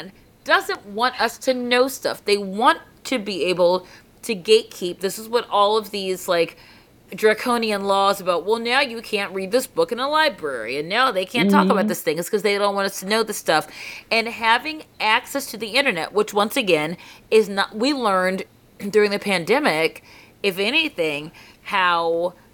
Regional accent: Baltimore, Maryland, United States; we grew up in Baltimore City, so we didn't have school buses.

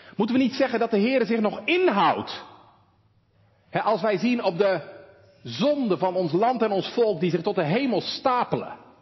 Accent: Walcheren, Zeeland, Netherlands; hier bij ons op Walcheren

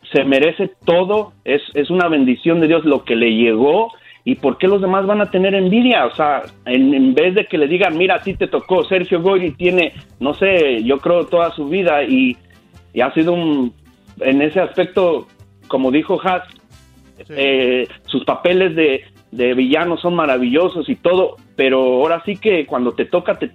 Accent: Querétaro, Mexico; now in United States; Yo nací en Querétaro, soy ahora sí que paisana

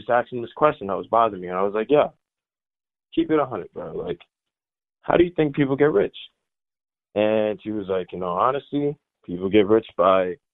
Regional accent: Delran, New Jersey, United States; also born or lived in Minnesota / Willingboro, New Jersey; I was born in Minnesota, moved out of Minnesota in 05, moved to New Jersey.

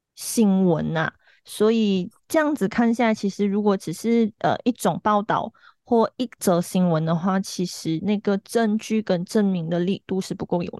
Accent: Malaysia; 因为我们也没有那个立场去讨论，因为我们是马来西亚人，我们也不是台湾人，我们也不是中国人。

